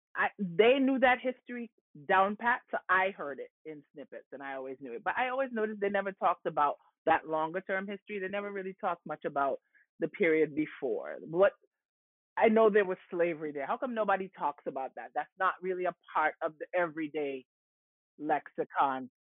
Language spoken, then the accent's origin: English; New York, United States; also born or lived in Antigua; I was born in New York, but I was born to Antiguan parents that had migrated to New York in the 1970s, and my entire upbringing in the Bronx